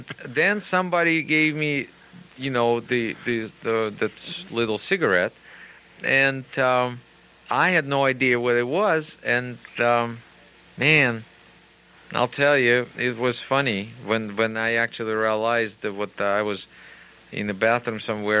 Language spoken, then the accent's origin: English; Russia; English is a second language; now in United States; still a Russian person